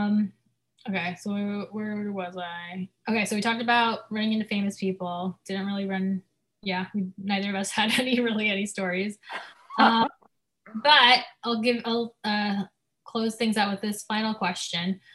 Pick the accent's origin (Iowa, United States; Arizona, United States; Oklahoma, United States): Arizona, United States; I'm from Arizona